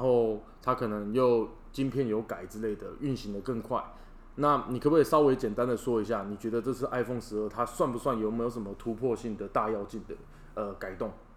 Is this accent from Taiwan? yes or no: yes; Taiwan; 我们也是台湾人